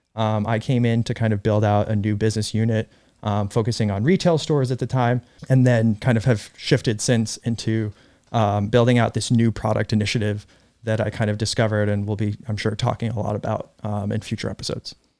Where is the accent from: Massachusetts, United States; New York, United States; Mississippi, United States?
New York, United States; Irvington; also born or lived in Russia; I grew up in Irvington, New York